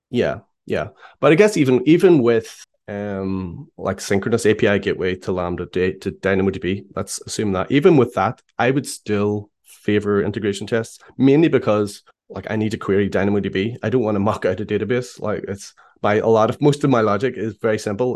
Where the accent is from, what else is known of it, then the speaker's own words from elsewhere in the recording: Belfast, Northern Ireland, United Kingdom; I am from Belfast in Ireland.